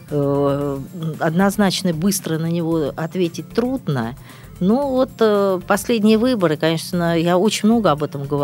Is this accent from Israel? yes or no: no; Kronstadt, Saint Petersburg, Russia; я родилась в Кронштадте, это, говорю, Ленинград был